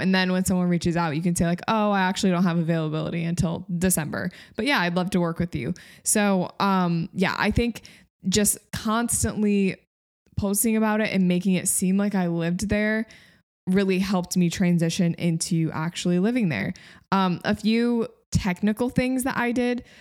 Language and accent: English; Grand Rapids, Michigan, United States; moved away as an adult; also born or lived in upstate New York; moved from upstate New York to my hometown, which is Grand Rapids, Michigan